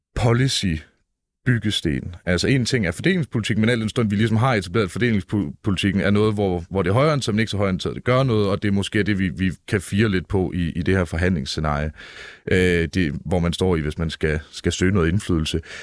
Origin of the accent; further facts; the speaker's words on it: Jutland, Denmark; jeg er selv jyde, ikke så meget jyde